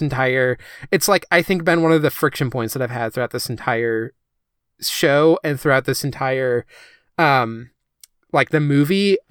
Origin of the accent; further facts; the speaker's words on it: Midwest, United States; growing up in the Midwest